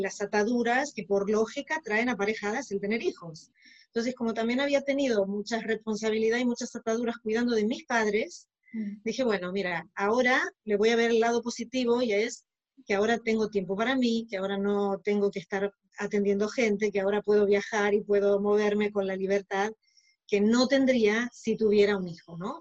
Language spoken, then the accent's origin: Spanish; Argentina; moved away as an adult; now in Barcelona, Spain; yo soy originaria de Argentina, aunque ahora estoy viviendo en Barcelona